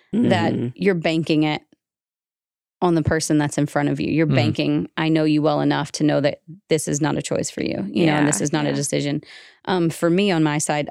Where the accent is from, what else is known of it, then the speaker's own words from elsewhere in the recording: the South, United States; moved away; also born or lived in Utah; as a Southerner